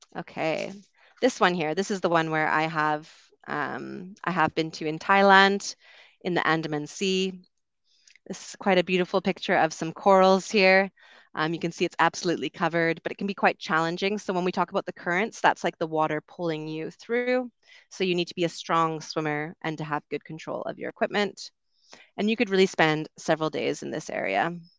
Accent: Canada; moved away as an adult; also born or lived in United Kingdom; I'm from Canada originally, also lived in the U K for a while

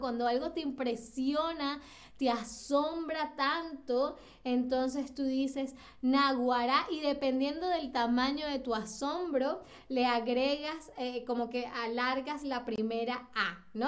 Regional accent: Venezuela; now in Berlin, Germany; como venezolana

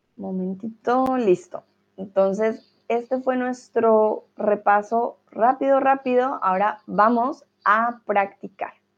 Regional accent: Colombia; now in Hamburg, Germany; soy, bueno, de Colombia

